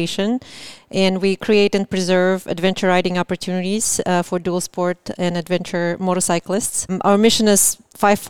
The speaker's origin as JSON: {"language": "English", "region": "Moscow", "country": "Russia", "moved": "yes", "lives_now": "Seattle, United States", "said": "I'm originally from Moscow, Russia. Got here about 25 years ago and lived in Seattle"}